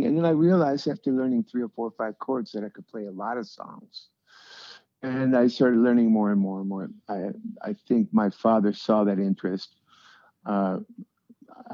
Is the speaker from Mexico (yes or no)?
yes; Tijuana, Baja California, Mexico; moved away; also born or lived in San Diego; we grew up in Tijuana.